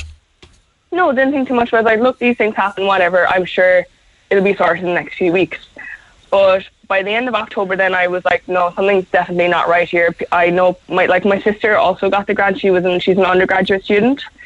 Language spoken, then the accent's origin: English; South Kerry, Munster, Ireland; moved away as an adult; also born or lived in Cork; I'm from Carceline down in South Kerry